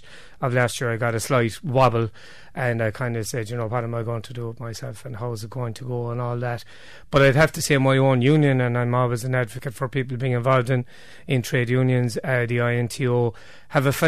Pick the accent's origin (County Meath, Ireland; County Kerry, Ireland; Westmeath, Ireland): County Kerry, Ireland; Waterville; moved away as an adult; now in Kilkenny, Ireland; I'm a Waterville man originally